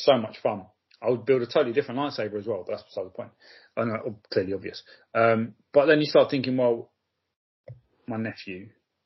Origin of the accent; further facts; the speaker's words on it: London, United Kingdom; as a Londoner